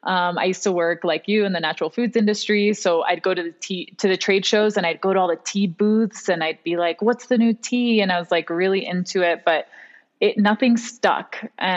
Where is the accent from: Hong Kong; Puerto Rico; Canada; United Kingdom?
Hong Kong; also born or lived in New York / Miami; now in United States; I'm half Venezuelan, half American. I was raised in Hong Kong. So very international in that way. And as an adult, I've spent most of my time in New York and Miami before moving out here to the mountains.